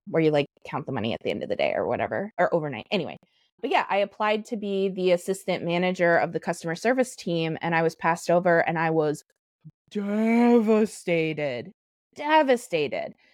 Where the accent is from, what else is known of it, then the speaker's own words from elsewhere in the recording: South Dakota, United States; moved away as an adult; also born or lived in Minneapolis-St. Paul, Minnesota; now in Minneapolis, United States; I was born in South Dakota. I've lived in Minneapolis, St. Paul for the last 10 years.